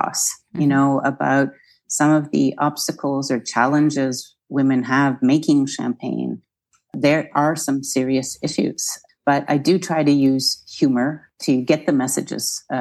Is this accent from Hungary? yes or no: no; Canada; moved away as an adult; also born or lived in Nova Scotia; now in France; as a Canadian, I grew up with empty beaches where my mom's from in Nova Scotia